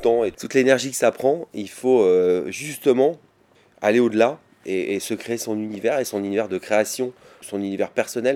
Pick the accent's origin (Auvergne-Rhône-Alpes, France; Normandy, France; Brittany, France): Auvergne-Rhône-Alpes, France; Vercors; also born or lived in Grenoble; je suis né à Grenoble et j'ai grandi dans le Vercors.